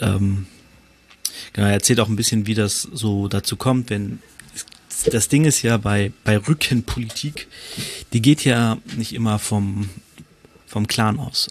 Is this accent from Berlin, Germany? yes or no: no; Hanover, Lower Saxony, Germany; Ich komme ja aus Hannover